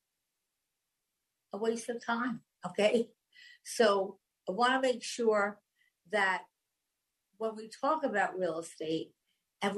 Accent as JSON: {"language": "English", "area": "Long Island", "region": "New York", "country": "United States", "tie": "born or raised there", "said": "I grew up on Long Island. I spent half my life there."}